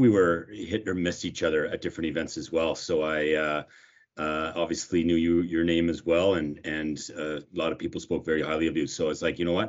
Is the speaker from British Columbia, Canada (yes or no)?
no; Nova Scotia, Canada; moved away as an adult; now in Calgary, Canada; I'm originally from Nova Scotia, so I moved out here in 2000